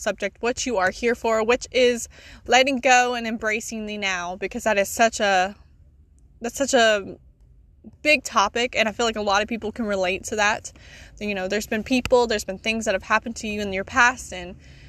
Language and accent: English; South Carolina, United States; I am from South Carolina